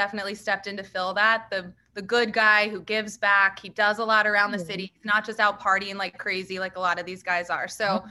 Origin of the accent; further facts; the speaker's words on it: just outside Dallas, Texas, United States; I grew up just right outside of Dallas. I live here